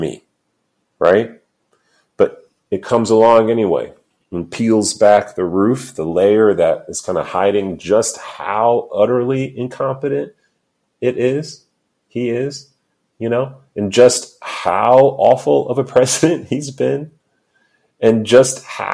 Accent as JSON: {"language": "English", "town": "New York City", "region": "New York", "country": "United States", "said": "I'm a New Yorker"}